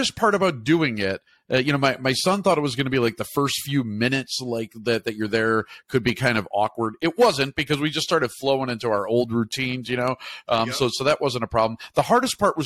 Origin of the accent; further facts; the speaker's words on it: Chicago, Illinois, United States; I'm from Chicago